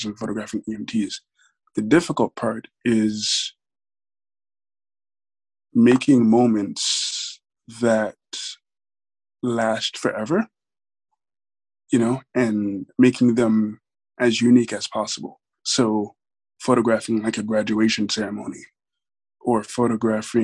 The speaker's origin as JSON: {"language": "English", "town": "New York City", "region": "New York", "country": "United States", "tie": "born or raised there", "also_born_or_lived": "Buffalo", "said": "I grew up in Brooklyn"}